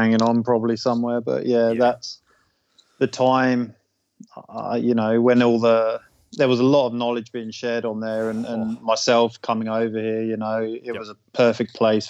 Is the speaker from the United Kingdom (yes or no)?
yes; England, United Kingdom; moved away as an adult; now in Australia; I'm originally from England. I moved to Australia so I could hunt with my bow